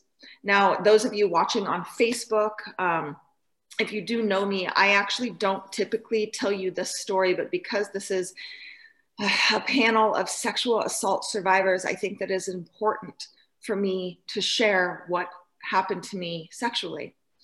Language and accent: English; Idaho, United States; I grew up in North Idaho with a loving mother and father, and I moved around my whole life because my daddy was in the military